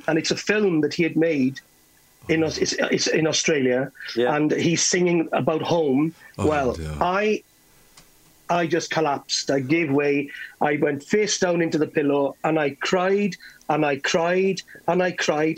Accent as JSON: {"language": "English", "town": "Carmarthen", "region": "Wales", "country": "United Kingdom", "said": "I'm from Carmarthen"}